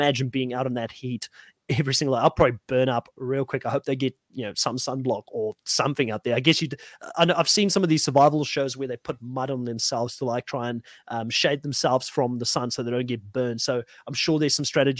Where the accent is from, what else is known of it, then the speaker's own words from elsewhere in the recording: South Africa; I'm from South Africa.